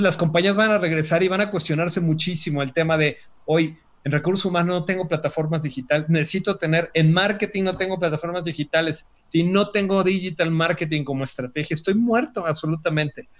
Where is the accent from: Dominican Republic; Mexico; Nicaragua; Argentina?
Mexico; como mexicanos